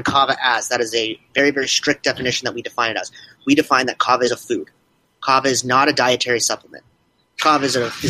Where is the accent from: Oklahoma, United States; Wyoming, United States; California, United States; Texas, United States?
California, United States; San Diego; I am born and raised in San Diego